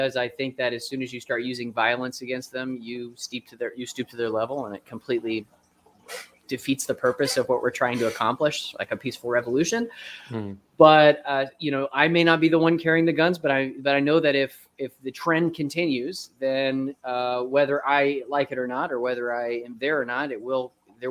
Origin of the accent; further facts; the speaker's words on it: Florida, United States; now in Tennessee, United States; I'm growing up in Florida, I didn't get seasons at all